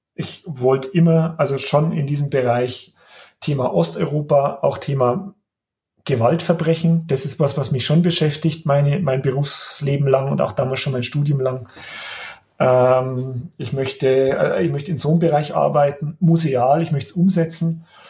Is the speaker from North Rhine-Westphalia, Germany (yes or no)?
no; Upper Palatinate, Bavaria, Germany; moved away; ich bin ja gebürtiger Oberpfälzer, ich war lang weg, hatte nicht geplant zurückzukommen